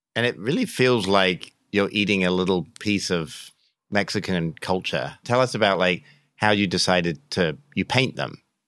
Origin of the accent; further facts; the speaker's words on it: England, United Kingdom; now in United States; I grew up in England